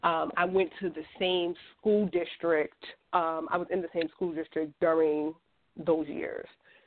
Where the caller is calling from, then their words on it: New York, United States; I'm calling from New York.